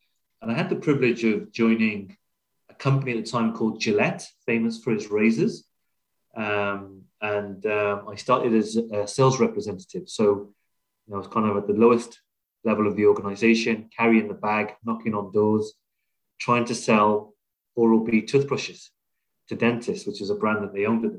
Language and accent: English; South Wales, United Kingdom; moved away as an adult; also born or lived in Liverpool; I grew up in Wales, born and bred there.